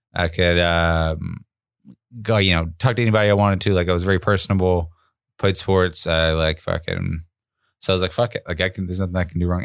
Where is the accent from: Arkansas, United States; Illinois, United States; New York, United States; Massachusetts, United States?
Arkansas, United States; where I grew up in Arkansas